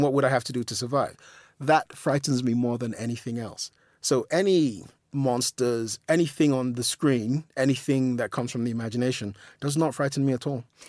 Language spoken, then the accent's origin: English; London, United Kingdom; also born or lived in Nigeria; I'm just a guy from South London, you know, I was born in Lambeth.